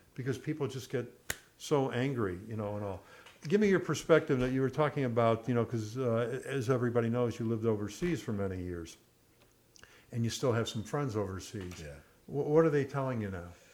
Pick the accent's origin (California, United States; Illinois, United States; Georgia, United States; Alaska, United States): Illinois, United States; Chicago; growing up in Chicago, going to a Cubs Cardinal game